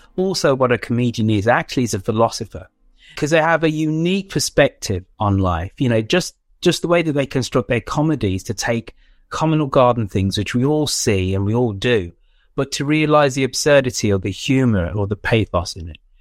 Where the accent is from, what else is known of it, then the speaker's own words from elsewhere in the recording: England, United Kingdom; being a West Indian parent growing up in England